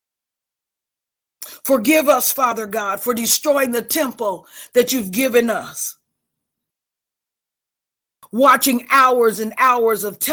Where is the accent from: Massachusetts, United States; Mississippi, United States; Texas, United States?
Mississippi, United States; I'm from Mississippi